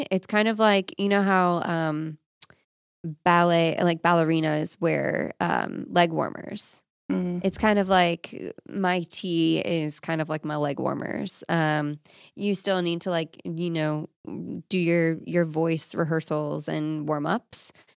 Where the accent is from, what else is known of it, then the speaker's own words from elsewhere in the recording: Florida, United States; Also, that's probably illegal, but I'm from Florida.